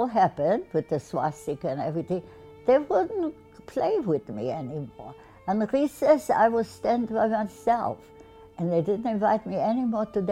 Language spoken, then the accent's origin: English; Bulgaria; now in Rhode Island, United States; I grew up in Bulgaria